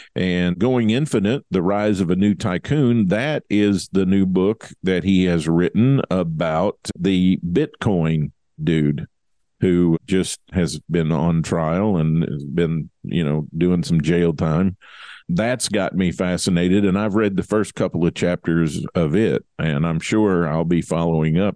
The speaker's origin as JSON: {"language": "English", "region": "Kentucky", "country": "United States", "tie": "born or raised there", "said": "it's my home state"}